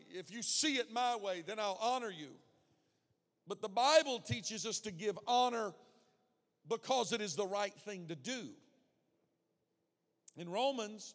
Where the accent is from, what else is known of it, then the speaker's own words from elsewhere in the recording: the South, United States; I grew up in the South